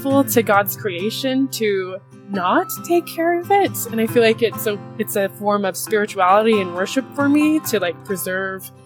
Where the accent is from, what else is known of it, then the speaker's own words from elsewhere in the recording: Draper, Utah, United States; also born or lived in Salt Lake City, Utah; I grew up about 30 minutes south from Salt Lake City, Utah, in a small town called Draper, Utah